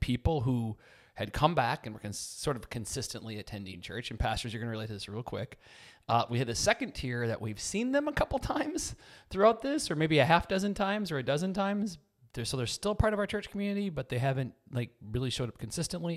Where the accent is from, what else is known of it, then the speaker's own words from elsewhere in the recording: Chippewa Falls, Wisconsin, United States; I'm from Chippewa Falls, Wisconsin.